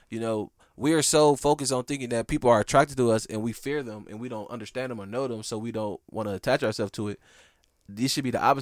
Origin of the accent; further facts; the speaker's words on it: Midwest, United States; cuz I'm from the Midwest and it's different there.